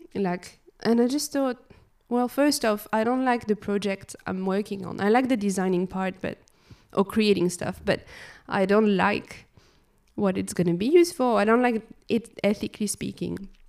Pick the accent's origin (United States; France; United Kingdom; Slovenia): France; moved away; so I was born in France. Um, I grew up in the country, not really, like, in big cities